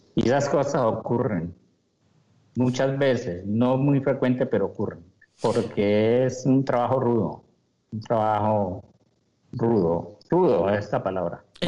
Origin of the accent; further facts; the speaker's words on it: Hato Camarita, Llanos Orientales, Colombia; tenía el ato camarita donde me crié de llanero